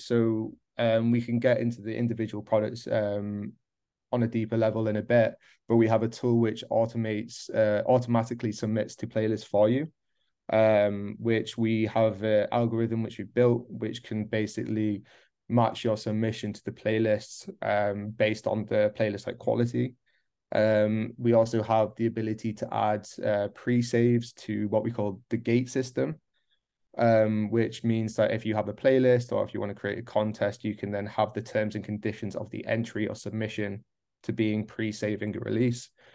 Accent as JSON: {"language": "English", "region": "North East England", "country": "United Kingdom", "tie": "born or raised there", "also_born_or_lived": "Midlands, England", "moved": "as an adult", "lives_now": "Berlin, Germany", "said": "originally I was born in the Midlands in the U K, moved up to the northeast of England. Gotta mention that, hence the accent."}